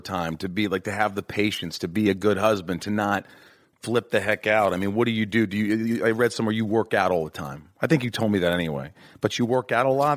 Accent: Indiana, United States; moved away as an adult; also born or lived in Michigan / Hollywood; I grew up in Indiana

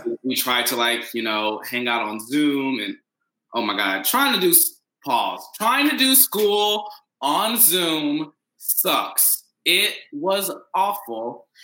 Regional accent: Paducah, Kentucky, United States; moved away; also born or lived in Indiana; I am from Paducah, Kentucky

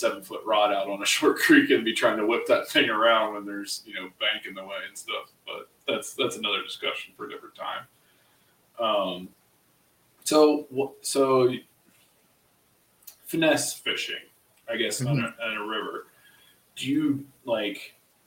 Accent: Ohio, United States; we're both from Ohio.

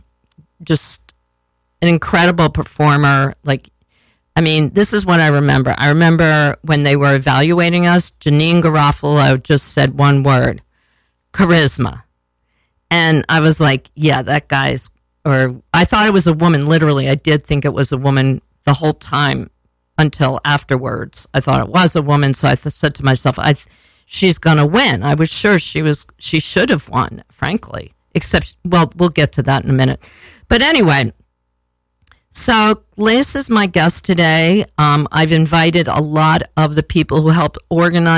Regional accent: New York, United States; growing up in New York, moving back here after college

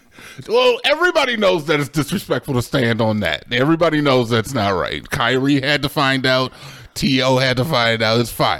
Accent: United States; I'm American.

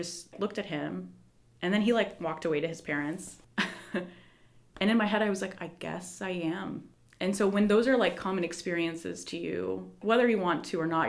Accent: South Dakota, United States; born there; I was born in South Dakota and I've lived all over the US, but none of those places have ever been a place for me.

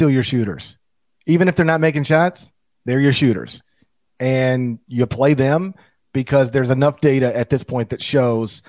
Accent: Memphis, Tennessee, United States; my hometown franchise, our hometown franchise, the Grizzlies

